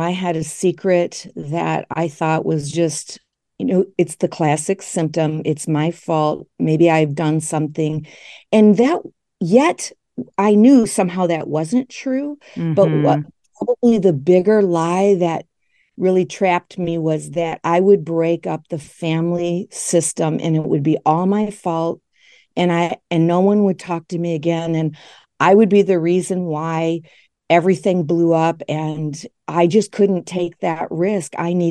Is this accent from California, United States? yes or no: no; Grand Rapids, Michigan, United States; I'm still in West Michigan. I grew up here in West Michigan in a very conservative and religious community called Grand Rapids.